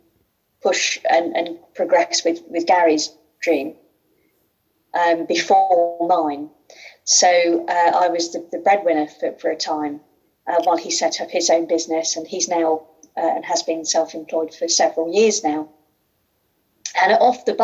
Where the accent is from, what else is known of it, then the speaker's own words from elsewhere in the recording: Midlands, United Kingdom; accent: Midlands; you'll tell by my accent, I'm also from the Midlands